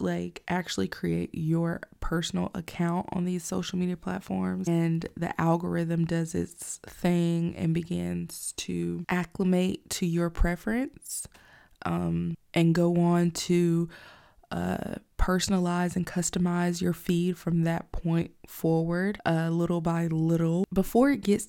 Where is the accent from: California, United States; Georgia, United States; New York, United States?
Georgia, United States; also born or lived in Alabama; But I know here in the South, in Georgia, growing up in Georgia and Alabama in the early 90s